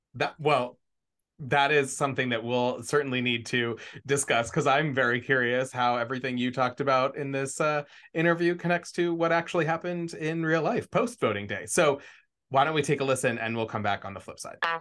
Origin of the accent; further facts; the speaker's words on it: Washington, District of Columbia, United States; here in my hometown in Washington D.C.